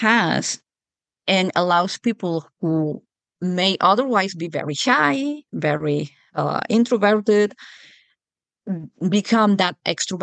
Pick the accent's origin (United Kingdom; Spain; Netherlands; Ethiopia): Spain; moved away as an adult; now in Juneau, United States; my accent is definitely not American. I come from Europe and from Spain. I grew up and lived in Spain until well into adulthood